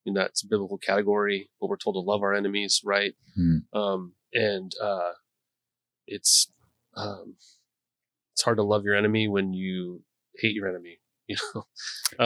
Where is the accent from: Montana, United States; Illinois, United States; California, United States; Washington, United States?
Montana, United States; now in Gresham, United States; I'm from Montana.